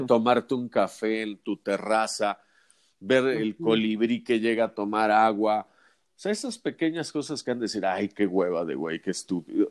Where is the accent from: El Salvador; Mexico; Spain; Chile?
Mexico; somos los mexicanos